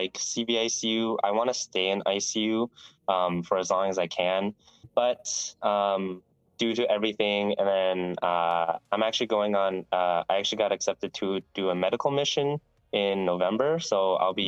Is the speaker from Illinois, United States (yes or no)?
no; Phoenix, Arizona, United States; moved away as an adult; now in Seattle, United States; I'm from Phoenix, Arizona, so I've been West Coast most of my life.